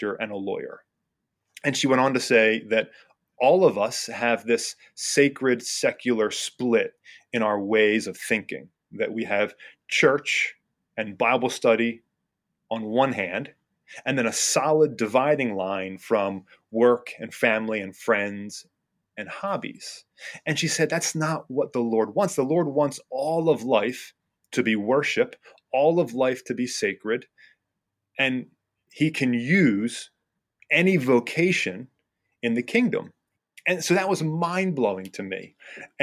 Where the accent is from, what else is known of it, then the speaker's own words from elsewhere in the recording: New Jersey, United States; moved away as an adult; also born or lived in South Carolina; now in Reading, United States; I was born and raised in New Jersey